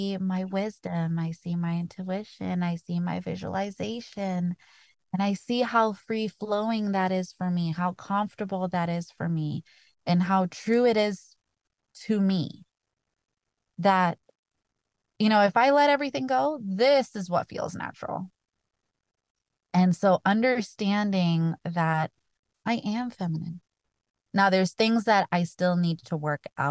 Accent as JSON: {"language": "English", "country": "Kenya", "tie": "born or raised there", "moved": "yes", "lives_now": "United States", "said": "as a Kenyan kid"}